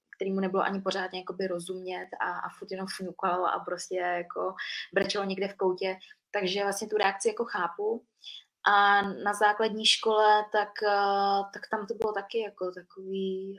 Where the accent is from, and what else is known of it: Příbram, Central Bohemian Region, Czechia; born or raised there; moved away as an adult; also born or lived in Vietnam; now in Prague, Czechia